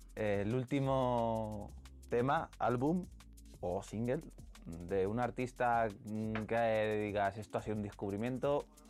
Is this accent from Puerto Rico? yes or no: no; Ciudad Real, Castilla-La Mancha, Spain; el sueño de pinchar en una plaza de Ciudad Real, que es de donde soy